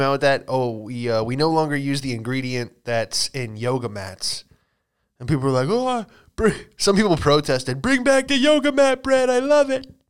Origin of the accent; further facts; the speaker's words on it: Florida, United States; moved away; also born or lived in California; I'm from Florida, you know, just moved back from California